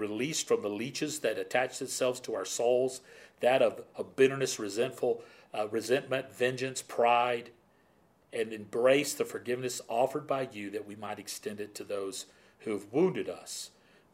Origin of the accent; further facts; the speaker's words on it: Florida, United States; I grew up in Florida